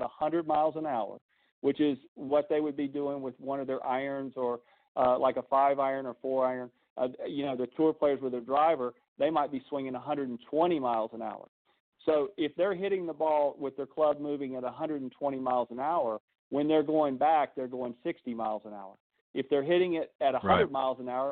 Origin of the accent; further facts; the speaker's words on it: the South, United States; I'm from the South. I talk slow